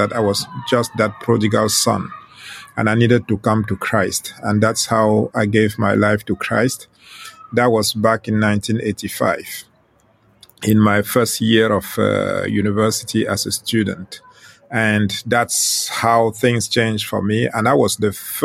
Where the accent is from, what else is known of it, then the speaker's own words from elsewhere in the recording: Western Cameroon, Cameroon; first language Ghomala'; English is a second language; now in southern France; I was born in Western Cameroon in a rural area where my parents lived